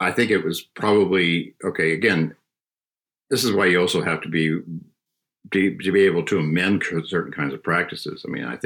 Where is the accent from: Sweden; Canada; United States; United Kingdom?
United States; Southern California; I grew up in Southern California